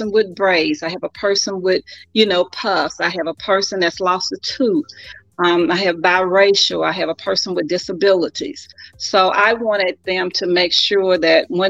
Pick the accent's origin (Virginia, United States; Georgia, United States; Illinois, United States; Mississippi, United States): Mississippi, United States; Vicksburg; also born or lived in St. Louis, Missouri; now in Beaumont, United States; I am originally from Vicksburg, Mississippi